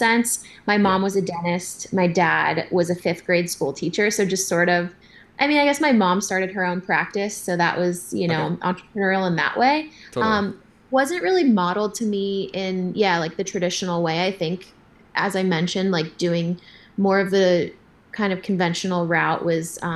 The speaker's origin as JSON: {"language": "English", "town": "San Diego", "region": "California", "country": "United States", "tie": "born or raised there", "said": "I grew up in Southern California, in San Diego"}